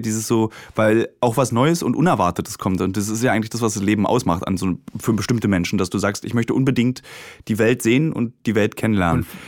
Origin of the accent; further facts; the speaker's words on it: Germany; mein Vater und ich, wir sind beide in der DDR geboren